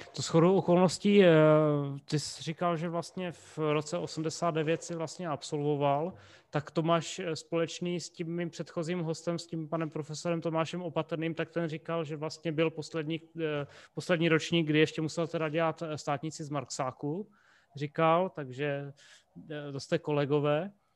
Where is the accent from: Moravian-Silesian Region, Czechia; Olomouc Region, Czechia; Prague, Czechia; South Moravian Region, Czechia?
Olomouc Region, Czechia; Rapotín; já jsem z Rapotína